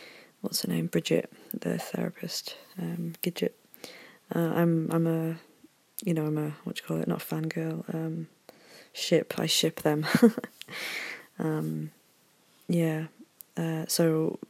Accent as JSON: {"language": "English", "region": "Yorkshire and the Humber", "country": "United Kingdom", "said": "I'm from Yorkshire"}